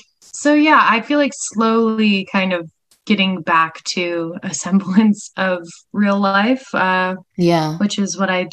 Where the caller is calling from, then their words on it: Los Angeles, California, United States; Yes, I'm here in sunny LA.